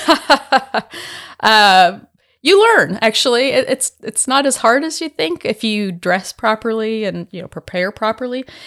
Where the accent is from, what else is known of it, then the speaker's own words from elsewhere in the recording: San Diego, California, United States; moved away as an adult; also born or lived in Santa Barbara, United States / Winnipeg, Canada; now in Starkville, United States; I was born and raised in San Diego, in California